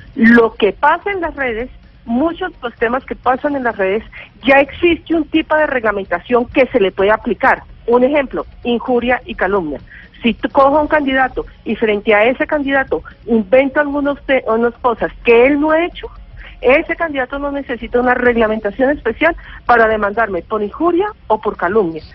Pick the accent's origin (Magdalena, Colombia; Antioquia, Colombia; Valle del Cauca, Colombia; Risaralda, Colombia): Valle del Cauca, Colombia; Cali; also born or lived in Bogotá; yo soy caleña